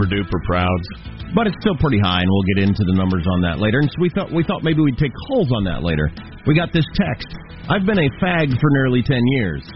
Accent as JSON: {"language": "English", "country": "United States", "tie": "born or raised there", "said": "I was born in the United States"}